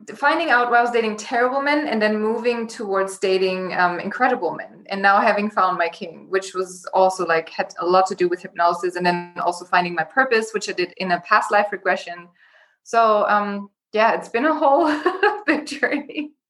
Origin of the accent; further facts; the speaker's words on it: Germany; moved away as an adult; also born or lived in Los Angeles, United States; I was born and raised in Germany in a small town. And when I was 19, I decided to move to LA by myself